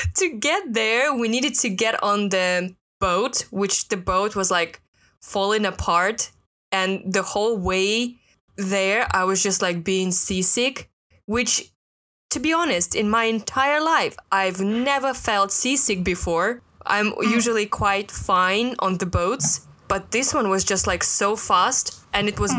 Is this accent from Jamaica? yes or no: no; Russia; now in Hong Kong; I'm from Russia.